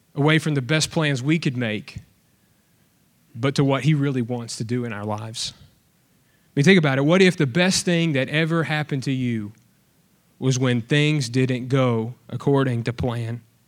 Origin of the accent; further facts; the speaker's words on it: Alabama, United States; now in Texas, United States; I'm from Alabama